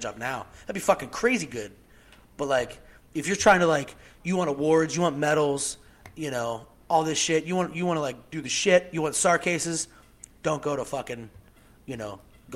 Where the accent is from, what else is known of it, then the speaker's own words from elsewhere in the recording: Pennsylvania, United States; moved away as an adult; I'm from Pennsylvania